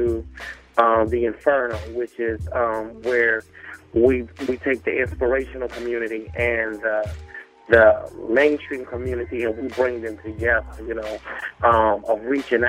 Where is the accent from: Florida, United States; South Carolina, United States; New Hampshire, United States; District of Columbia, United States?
South Carolina, United States; Myrtle Beach; moved away; also born or lived in Nashville, Tennessee; hailing from the Myrtle Beach, South Carolina area